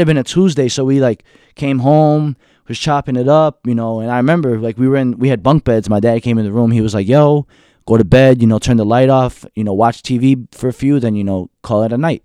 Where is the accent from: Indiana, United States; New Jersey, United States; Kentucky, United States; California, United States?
New Jersey, United States; Union City; also born or lived in Hackensack, New Jersey / New York; I'm from Union City, born and raised